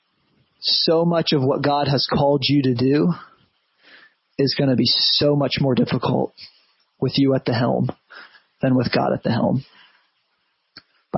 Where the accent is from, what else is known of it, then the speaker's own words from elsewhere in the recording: United States; as an American Christian